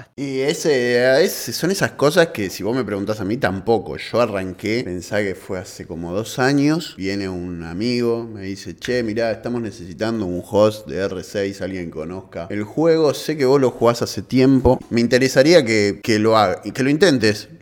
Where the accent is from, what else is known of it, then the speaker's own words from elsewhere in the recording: Avellaneda, Buenos Aires Province, Argentina; soy de Avellaneda